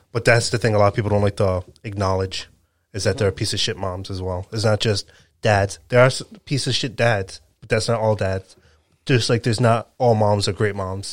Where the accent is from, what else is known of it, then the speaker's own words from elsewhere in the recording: Rhode Island, United States; I'm from Rhode Island